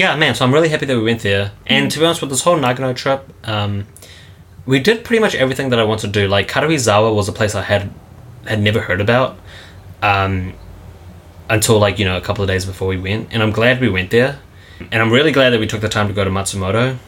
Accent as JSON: {"language": "English", "country": "New Zealand", "moved": "yes", "lives_now": "Japan", "said": "we're from New Zealand"}